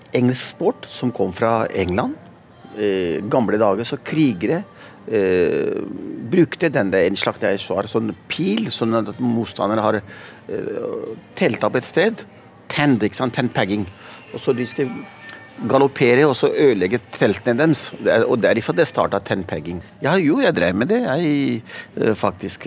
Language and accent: Norwegian; Oslo, Norway; also born or lived in Pakistan; Så jeg vokste opp i Oslo, midt i sentrum. I Pilestredet.